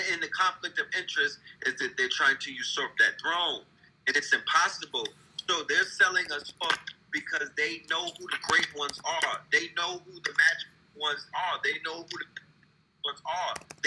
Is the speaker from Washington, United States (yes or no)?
no; New York City, New York, United States; I was born in the Bronx